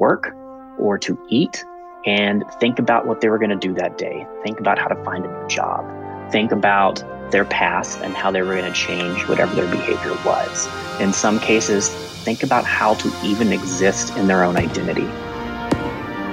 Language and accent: English; Aiken, South Carolina, United States; my hometown of Aiken, South Carolina